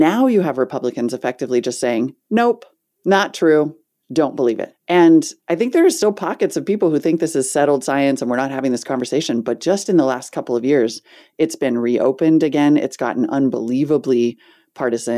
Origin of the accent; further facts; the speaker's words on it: Montana, United States; I grew up in Montana